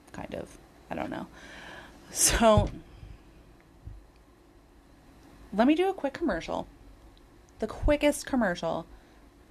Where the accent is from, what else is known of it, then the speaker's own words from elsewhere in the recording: Northport, New York, United States; I'm from a town, nice little suburban town called Northport